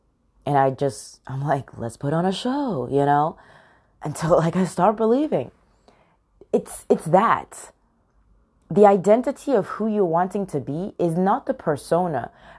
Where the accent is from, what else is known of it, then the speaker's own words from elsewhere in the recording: United Kingdom; accent: American; I feel like a stranger in my own country. I'm British, yet I have a very heavy American accent. I get so many people that ask me, where are you from in the U.S.?